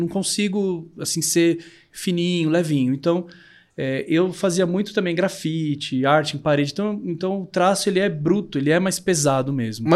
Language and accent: Portuguese; São Paulo, Brazil; Eu sou daqui de São Paulo mesmo, mas meus pais são do interior.